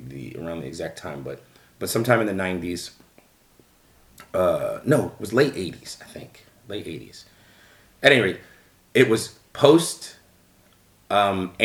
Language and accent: English; Philadelphia, Pennsylvania, United States; moved away as an adult; also born or lived in New Jersey; now in Chicago, United States; I grew up in Mount Airy